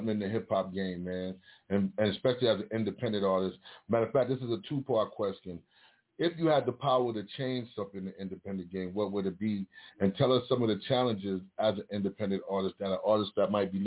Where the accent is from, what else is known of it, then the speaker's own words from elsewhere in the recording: New York City, New York, United States; accent: Harlem; my Harlem accent